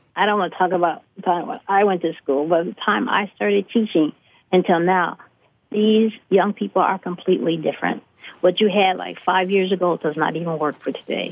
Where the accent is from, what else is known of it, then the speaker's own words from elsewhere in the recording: Chicago, Illinois, United States; as someone growing up in Chicago